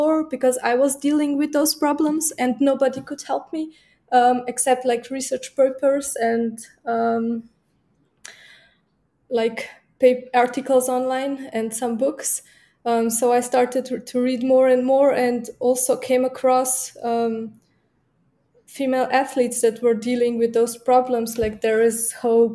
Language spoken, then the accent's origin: English; Slovenia; also born or lived in Munich, Germany; I'm coming from Slovenia